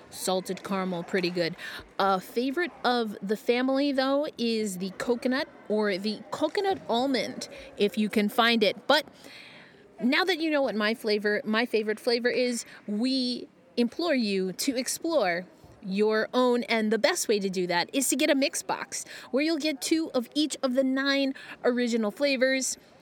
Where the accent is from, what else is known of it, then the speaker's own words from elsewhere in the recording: New York, United States; I am a New Yorker